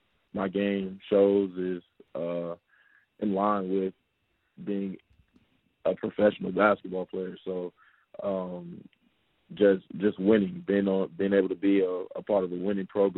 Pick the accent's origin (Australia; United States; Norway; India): United States; Charlotte, North Carolina; accent: New Yorker; also born or lived in Brooklyn, New York; From Charlotte, North Carolina